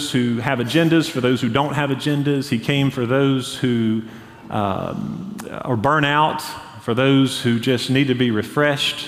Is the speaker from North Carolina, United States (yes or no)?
yes; Hendersonville, North Carolina, United States; I grew up in Hendersonville, North Carolina